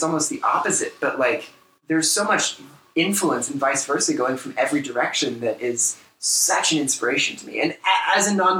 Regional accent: United States; as three American dudes sitting here

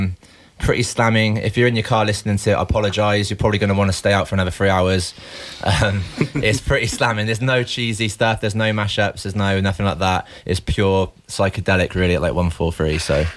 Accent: Bristol, South West England, United Kingdom; Started DJing about 9, 10 years ago at a local club in my hometown of Bristol.

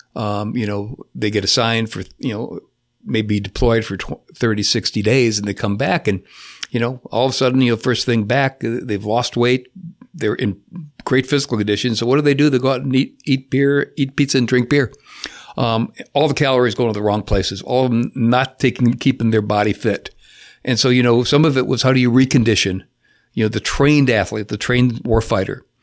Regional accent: Chicago, Illinois, United States; moved away as an adult; now in Cocoa Beach, United States; I was born in Chicago

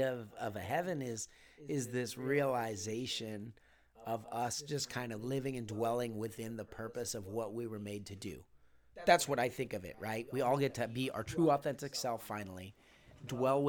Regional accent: California, United States; I grew up in California. Most of my family was back in Pittsburgh

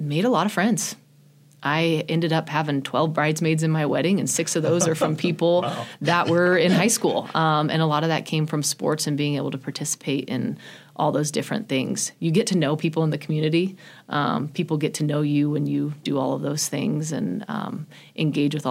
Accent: Chadron, Nebraska, United States; also born or lived in Greeley, Colorado; I ended up moving here when I was 11, and so that was in sixth grade

